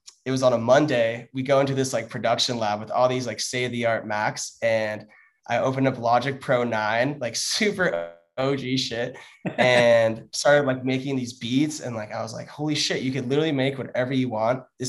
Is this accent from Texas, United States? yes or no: no; San Clemente, California, United States; It's the most southern city in Orange County, San Clemente